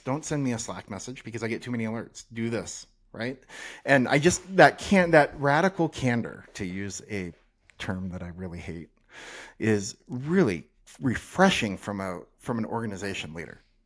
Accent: North Idaho, United States; now in Salt Lake City, United States; I grew up in North Idaho

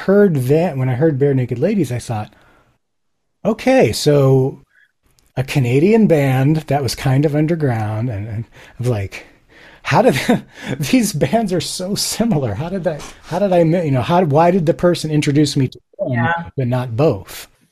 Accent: Japan; So some background. I grew up in Japan. This was sort of before the internet.

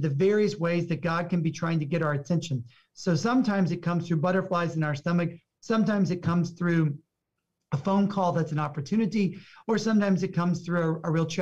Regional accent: the South, United States; also born or lived in Houston; I'm from the South

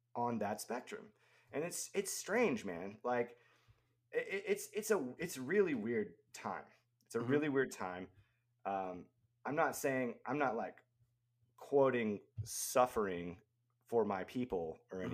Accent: the South, United States; I grew up in the South, you know, uh, Christian South, where gender roles are very defined

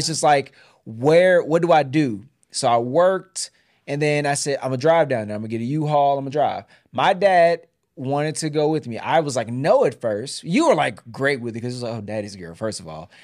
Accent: Houston, Texas, United States; moved away as an adult; now in Georgia, United States; we both are homegrown Texans. I'm Houston.

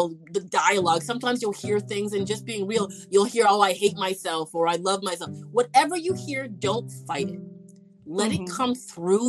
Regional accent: Canada; And I'm from Canada

